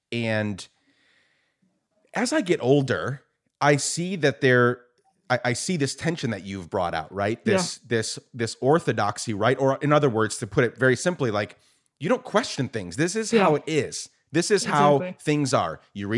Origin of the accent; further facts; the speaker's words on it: Guatemala; also born or lived in New York, United States; I was born in New York, raised in Guatemala. My dad came to the U.S. when he was a kid as an undocumented immigrant. And we ended up going back later on in life and spent 10 years there.